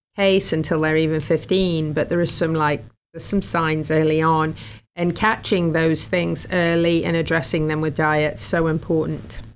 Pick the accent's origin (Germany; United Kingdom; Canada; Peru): United Kingdom; England; now in Florida, United States; I grew up in England where the grass is mostly green